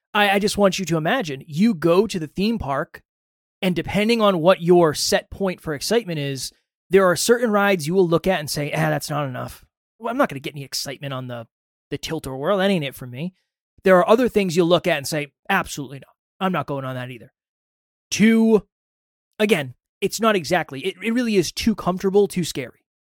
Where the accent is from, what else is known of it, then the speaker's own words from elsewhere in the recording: Massachusetts, United States; Alan and I grew up in the same town in Massachusetts